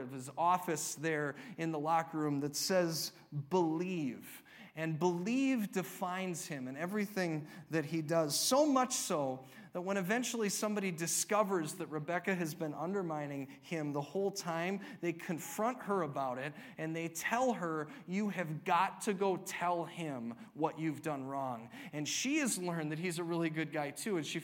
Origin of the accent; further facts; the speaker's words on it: United States; We're all Americans.